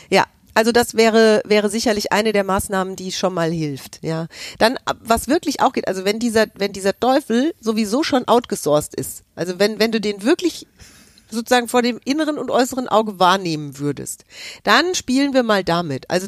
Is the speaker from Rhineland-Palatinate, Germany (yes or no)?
no; Hesse, Germany; Und ich bin aus Hessen, ich darf